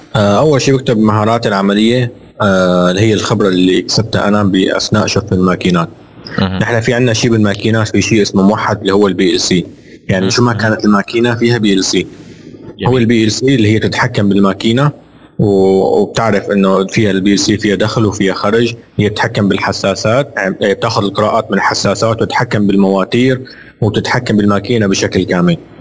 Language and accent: Arabic; Syria; moved away as an adult; now in Jeddah, Saudi Arabia; ودارس بسوريا، انا من يعني انا سوري ولدان بسوريا